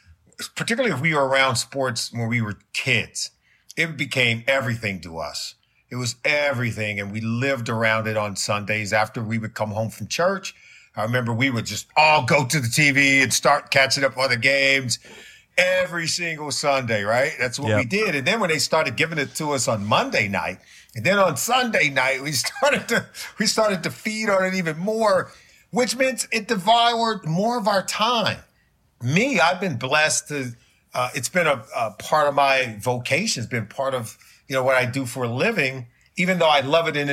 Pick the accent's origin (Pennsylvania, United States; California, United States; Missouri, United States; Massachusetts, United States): California, United States; Los Angeles; now in Cincinnati, United States; I grew up in Los Angeles